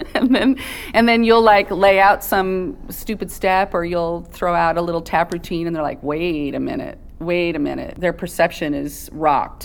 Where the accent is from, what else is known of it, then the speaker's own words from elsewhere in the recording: San Bernardino, California, United States; also born or lived in Barstow, California; I grew up in San Bernardino, born in Barstow, so I'm a desert rat.